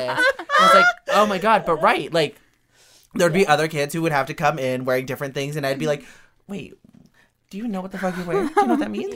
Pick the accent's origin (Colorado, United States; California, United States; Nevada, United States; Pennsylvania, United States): Nevada, United States; Reno; I grew up in Reno, Nevada.